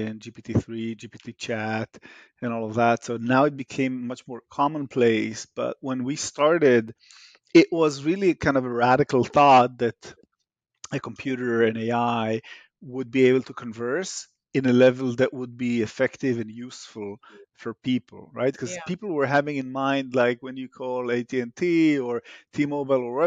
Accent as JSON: {"language": "English", "country": "Israel", "moved": "yes", "said": "As you can hear in my accent, I'm Israeli by origin."}